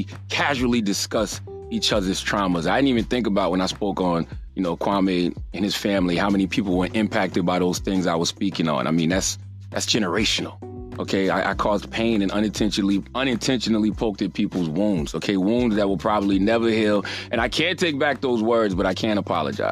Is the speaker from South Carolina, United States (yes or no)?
yes; Moncks Corner, South Carolina, United States; my hometown of Monk's Corner, South Carolina